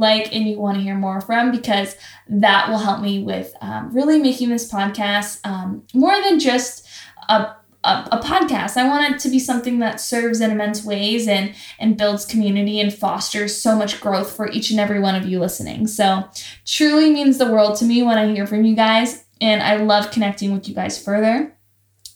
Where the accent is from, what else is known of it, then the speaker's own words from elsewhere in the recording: Toronto, Ontario, Canada; moved away as an adult; now in Los Angeles, United States; I'm from Toronto, Ontario, Canada